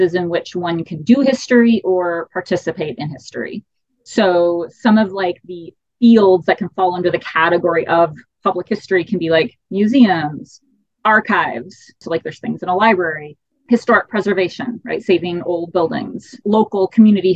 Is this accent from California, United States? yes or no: no; Texas, United States; moved away as an adult; also born or lived in Maine / Arizona; growing up in Texas.